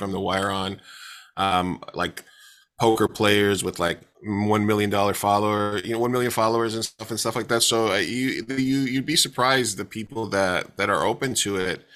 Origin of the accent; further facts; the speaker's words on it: New York, United States; now in San Diego, United States; I'm from New York, uh, originally, but I've been in San Diego for, like, twenty-plus years